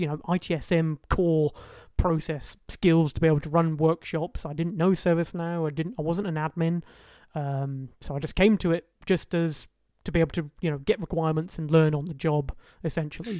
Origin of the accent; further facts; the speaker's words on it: Highlands of Scotland, United Kingdom; all the way in the Highlands of Scotland. That's where I grew up.